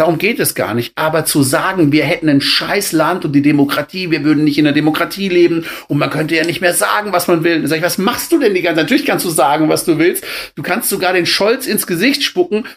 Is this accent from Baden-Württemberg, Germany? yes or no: yes; Black Forest, Baden-Württemberg, Germany; Ich bin ja aus dem Schwarzwald